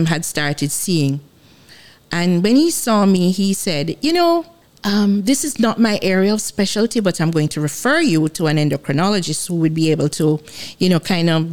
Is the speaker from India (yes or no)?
no; Jamaica; I'm Jamaican.